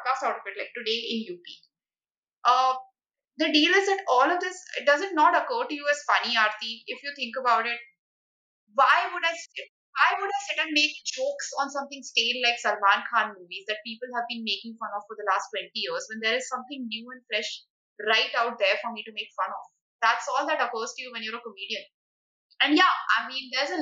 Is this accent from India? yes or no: yes; Uttar Pradesh, India; I'm from Uttar Pradesh